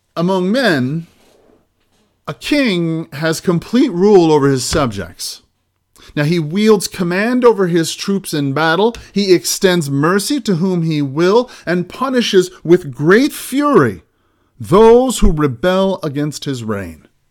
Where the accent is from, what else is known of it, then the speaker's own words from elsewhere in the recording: United States; as American Christians